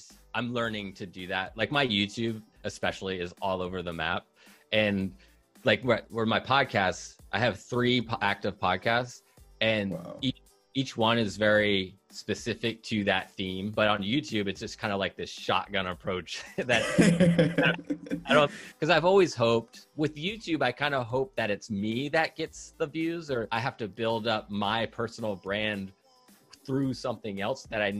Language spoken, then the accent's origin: English; Seattle, Washington, United States; I'm from Seattle, Washington